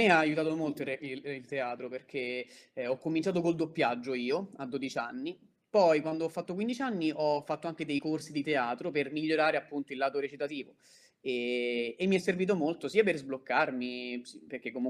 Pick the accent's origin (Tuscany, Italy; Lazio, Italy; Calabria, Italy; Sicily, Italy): Lazio, Italy; Rome; In questo caso ora sto parlando liberamente, quindi si sente che sono di Roma, però quando sto a Leggio non posso farlo sentire